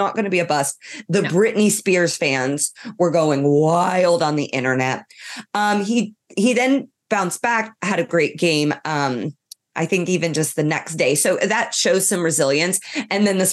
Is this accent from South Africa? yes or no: no; Ireland; I'm from Ireland